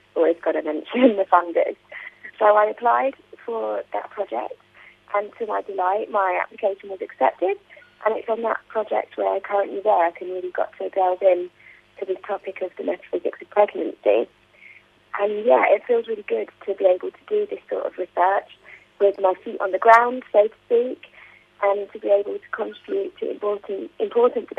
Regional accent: United Kingdom; I'm from the UK, if you can't already tell from my accent.

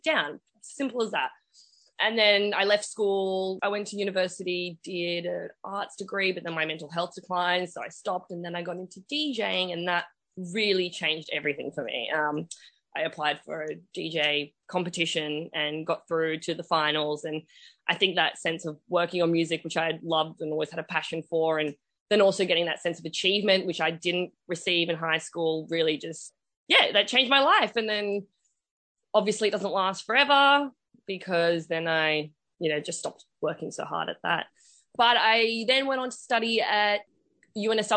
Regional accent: Australia; I am Australian and I was born here

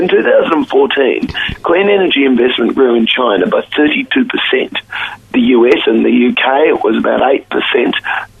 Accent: Queensland, Australia; My parents were old Whitlamites and we hail from Queensland originally.

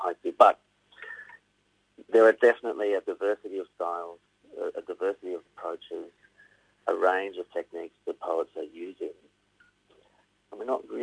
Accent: Victoria, Australia; I'm from Victoria

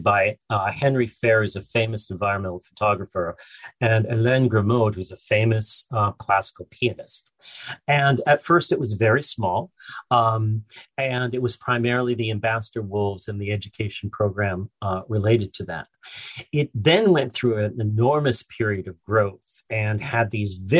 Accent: Canada; I'm Canadian

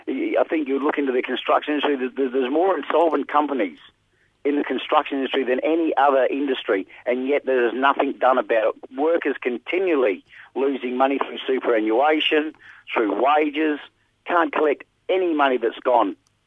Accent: Scotland, United Kingdom; born there; moved away; Myself, I was born in Scotland and then we immigrated out here in 1967

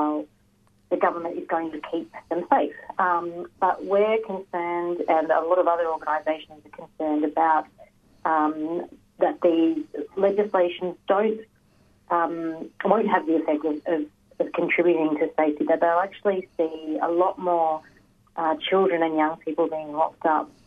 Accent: Kulin Nation country, Victoria, Australia; I'm born and bred in Kulin country, Kulin Nation country. And yeah, living and working in Melbourne

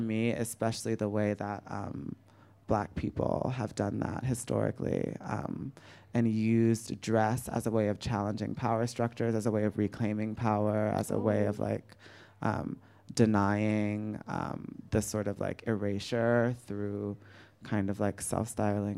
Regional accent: United States; as an American

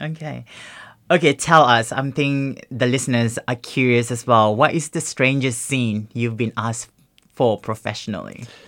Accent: Singapore; now in Australia; growing up in Singapore

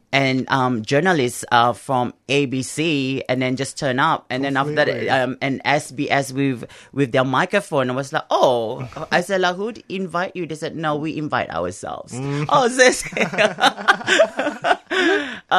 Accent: Singapore; now in Australia; I'm from Singapore, so during Ramadan, we have like a big bazaar

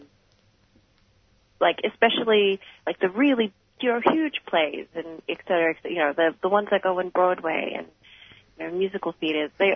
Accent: Melbourne, Victoria, Australia; my background is Filipino, but I was born here and born and raised in Melbourne.

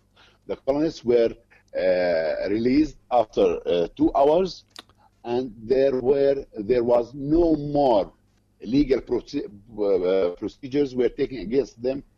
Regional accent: Beit Umar, West Bank, Palestine; I'm from Beit Umar town. It's 8 kilometers to the north of Hebron city. And Beit Umar is part of Hebron district. It comes in the middle between Hebron and Bethlehem, actually.

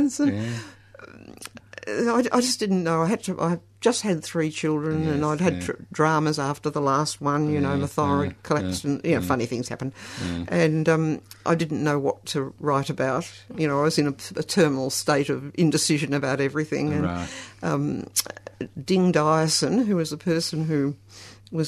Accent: North Balwyn, Victoria, Australia; No, I grew up in North Borwen.

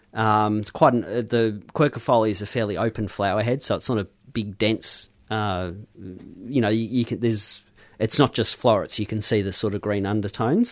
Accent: Mount Macedon, Victoria, Australia; moved away; growing up in Mount Massot

